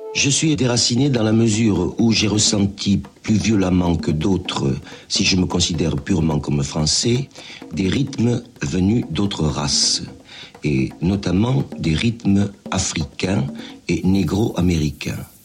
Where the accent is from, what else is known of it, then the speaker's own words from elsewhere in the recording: southern France, France; accent: méridional (southern French); j'ai un accent, n'est-ce pas, mhm. un accent méridional